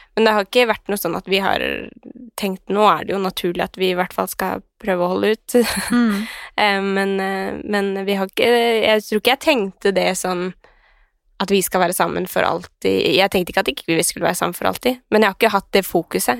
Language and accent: Norwegian; Skien, Telemark, Norway; now in Oslo, Norway; jeg var hjemme i Skien